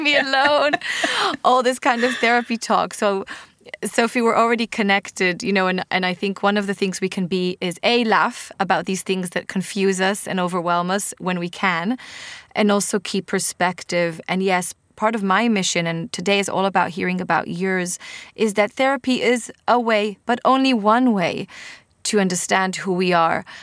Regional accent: Israel; accent: Israeli; English is a second language; I'm obviously with my Israeli accent

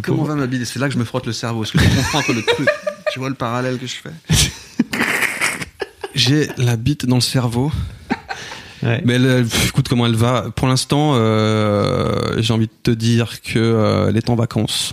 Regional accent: Cergy, Île-de-France, France; on a grandi à Sergi

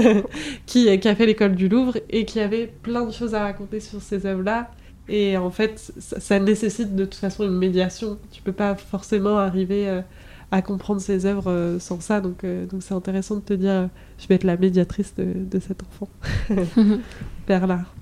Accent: Brittany, France; j'ai grandi en Bretagne

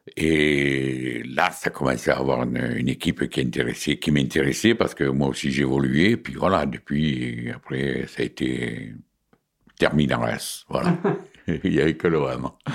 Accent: Marseille, Provence-Alpes-Côte d'Azur, France; also born or lived in Morocco; je suis arrivé à Marseille j'avais 10 ans

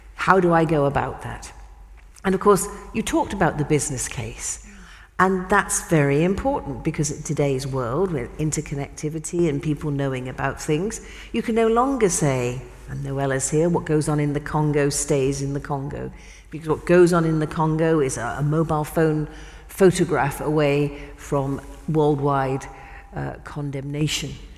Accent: United Kingdom; in my country, in the UK

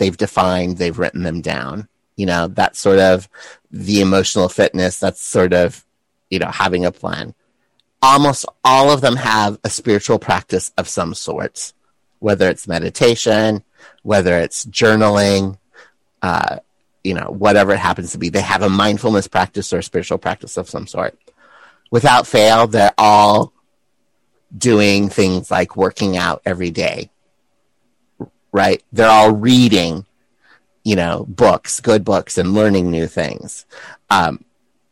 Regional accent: South Dakota, United States; moved away as an adult; also born or lived in San Francisco; Being a boy growing up in South Dakota

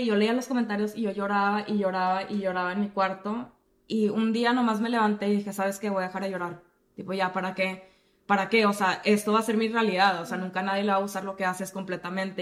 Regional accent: Monterrey, Nuevo León, Mexico; yo que crecí en Monterrey

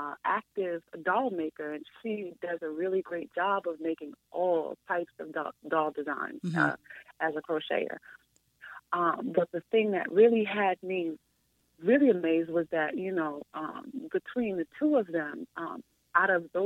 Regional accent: New York City, New York, United States; I'm from the Bronx, one of seven children, and I grew up loving and playing with dolls

